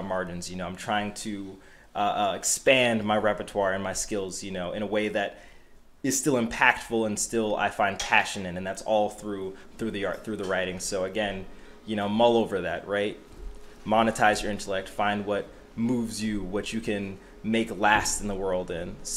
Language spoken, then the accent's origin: English; Boston, Massachusetts, United States; the street that I grew up on in Dorchester, not very far from this building